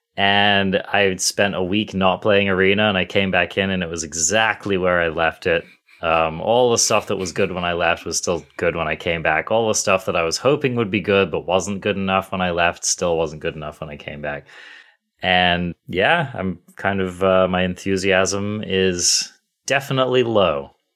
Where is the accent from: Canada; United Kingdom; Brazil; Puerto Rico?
United Kingdom; England; now in United States; I'm English as well